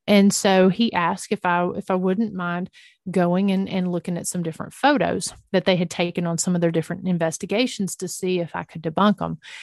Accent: Northeast Tennessee, United States; I grew up in the mountains of East Tennessee, Northeast Tennessee to be exact.

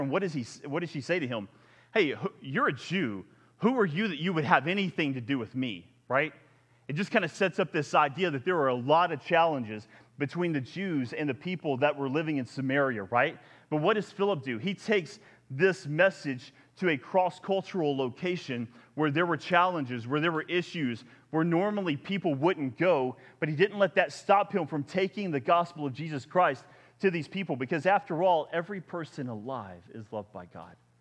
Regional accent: the South, United States; I'm from the South

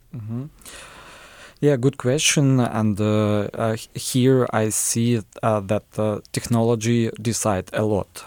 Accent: Melitopol, Zaporizhzhia Oblast, Ukraine; English is a second language; I was born in Melitopol

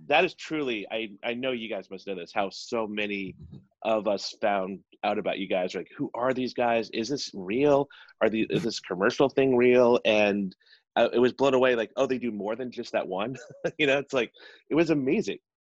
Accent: South Carolina, United States; I'm from South Carolina

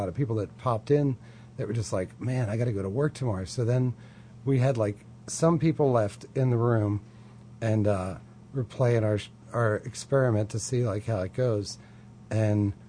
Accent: Philadelphia, Pennsylvania, United States; I'm from Philly

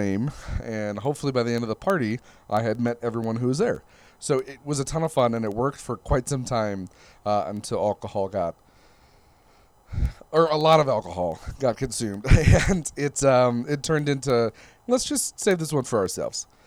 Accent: Michigan, United States; moved away as an adult; also born or lived in Plymouth, Michigan / Northville, Michigan / Detroit, Michigan; now in Las Vegas, United States; my home state of Michigan

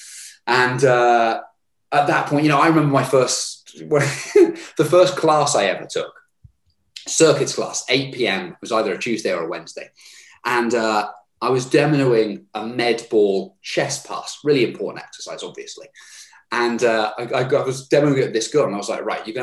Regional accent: Herefordshire, West Midlands, United Kingdom; moved away as an adult; also born or lived in London; Moved back to my hometown of Herefordshire

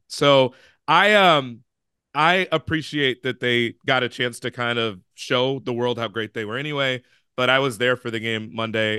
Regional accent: Chicago, Illinois, United States; I'm from Chicago

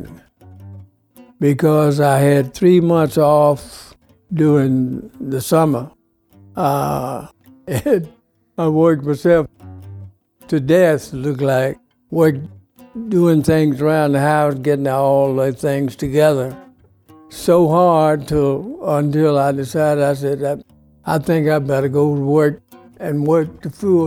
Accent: Huntsville, Texas, United States; I grew up here in Huntsville, in Walker County

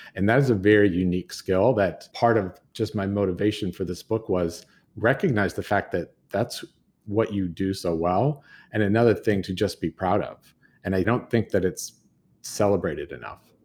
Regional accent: United States; my grandfather and growing up in Tahoe

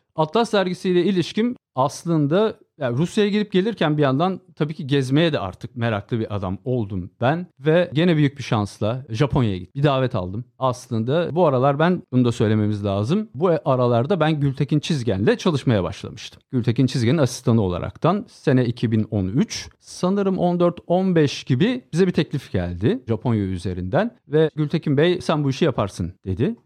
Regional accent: Istanbul, Turkey; İstanbul doğumluyum

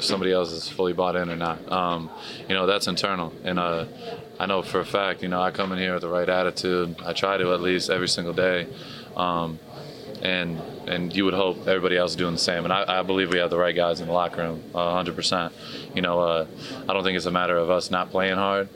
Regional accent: Michigan, United States; moved away; when I grew up in Michigan

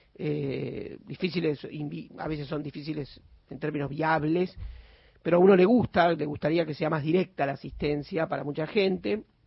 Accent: Buenos Aires, Argentina; yo soy porteño

